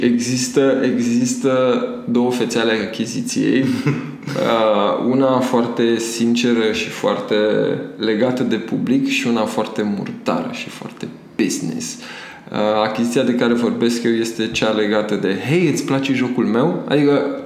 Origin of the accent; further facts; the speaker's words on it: Romania; eu sunt din Tămăroaia